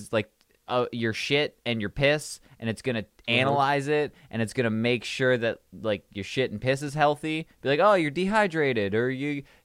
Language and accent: English; Canada; I'm Canadian. I'm too Canadian for this